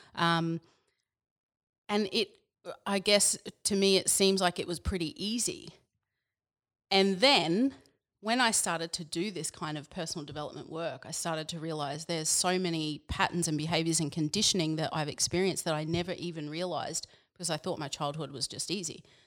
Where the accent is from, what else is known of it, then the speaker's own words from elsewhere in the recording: Yeppoon, Queensland, Australia; also born or lived in Biloela, Queensland / Brisbane, Queensland; grew up there, born there and grew up there until I was about ten, and then we moved to Yapoon, which is near Rockhampton